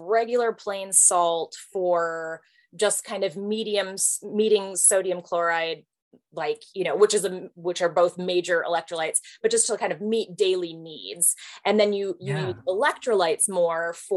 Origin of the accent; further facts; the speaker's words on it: Michigan, United States; now in Texas, United States; born and raised in Michigan